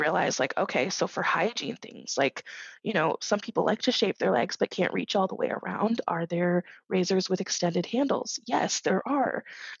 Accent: Massachusetts, United States; now in Kansas, United States; I was coming from Massachusetts and specifically Western Massachusetts, so not Boston, in the middle of nowhere, really.

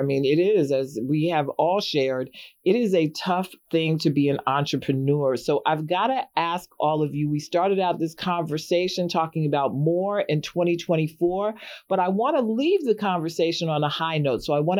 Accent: New York, United States; I love New York. That's where I'm from as well.

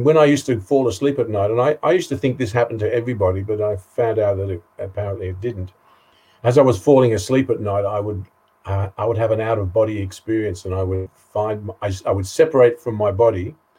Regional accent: East of England, United Kingdom; And I was born in a Jewish family in Essex in England, 1952.

